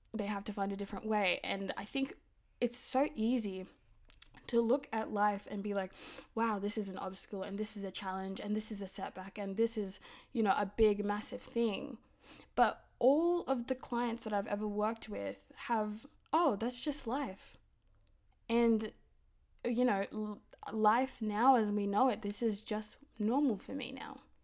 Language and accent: English; Sydney, New South Wales, Australia; we're from Sydney